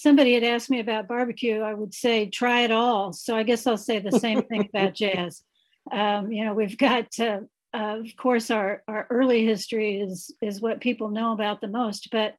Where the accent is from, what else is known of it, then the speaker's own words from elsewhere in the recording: Kansas City, Missouri, United States; I'm from Kansas City. I've lived here all my life. I've lived here all my life. I'm a retired band director, grade school and middle school band director.